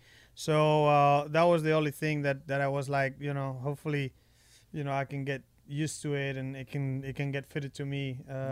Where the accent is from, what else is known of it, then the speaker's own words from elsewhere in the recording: Spain; English is a second language; I was brought up back in Spain at our home course.